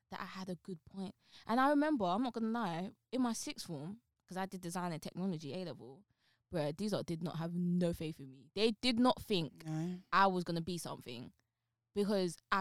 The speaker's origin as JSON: {"language": "English", "region": "London", "country": "United Kingdom", "said": "I'm from Newham, right? I'm really from ends, like the street."}